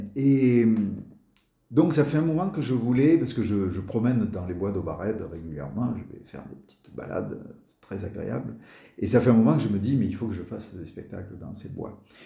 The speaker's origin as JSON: {"language": "French", "town": "Marseille", "region": "Provence-Alpes-Côte d'Azur", "country": "France", "tie": "born or raised there", "moved": "as an adult", "said": "je suis marseillais, j'y ai vécu pendant une euh, trentaine d'années, mes, mes 30 premières années"}